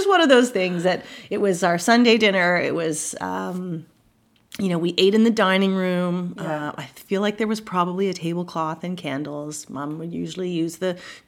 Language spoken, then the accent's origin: English; Montreal, Quebec, Canada; I grew up in Montreal in the suburbs